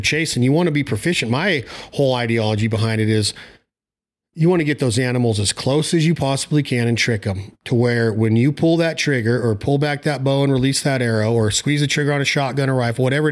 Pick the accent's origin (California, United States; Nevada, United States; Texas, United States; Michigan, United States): Nevada, United States; my home state, which is Nevada